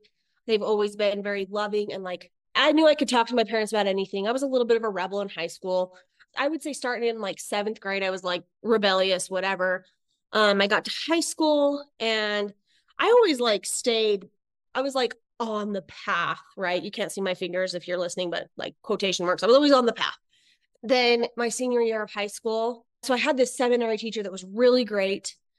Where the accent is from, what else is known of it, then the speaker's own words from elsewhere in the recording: Idaho, United States; also born or lived in Utah; I'm originally from Idaho. Then I moved to Utah for my dad's job.